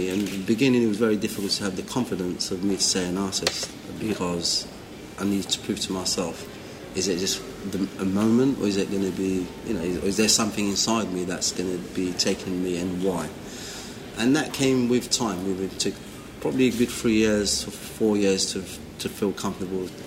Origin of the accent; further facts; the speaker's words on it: London, United Kingdom; For example, growing up in London